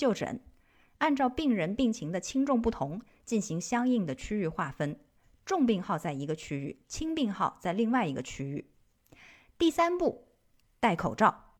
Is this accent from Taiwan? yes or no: no; China; 我们中国人是有这种传统说法的。